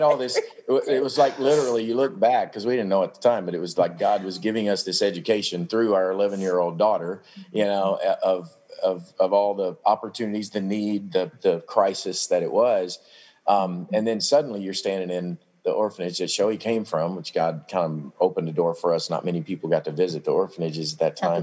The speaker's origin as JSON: {"language": "English", "town": "Paducah", "region": "Kentucky", "country": "United States", "tie": "born or raised there", "said": "Olivet Baptist Church, where I grew up in in Paducah"}